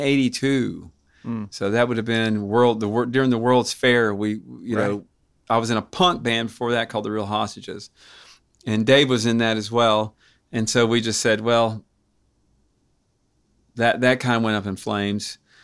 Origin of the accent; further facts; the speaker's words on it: Knoxville, Tennessee, United States; born there; I was born in St. Mary's.